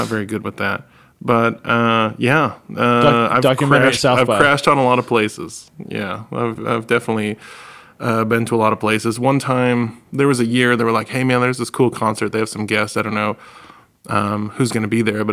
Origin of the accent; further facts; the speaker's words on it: New England, United States; We're from the Northeast, like New England.